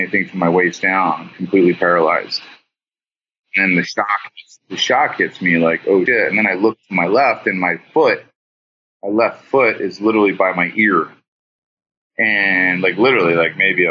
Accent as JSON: {"language": "English", "region": "New Jersey", "country": "United States", "moved": "as an adult", "lives_now": "California, United States", "said": "I'm a kid from Jersey"}